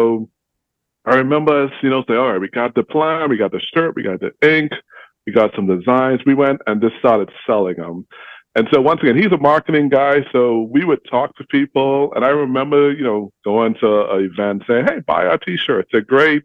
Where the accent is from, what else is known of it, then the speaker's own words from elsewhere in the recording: Bahamas; now in Indianapolis, United States; I'm from the Bahamas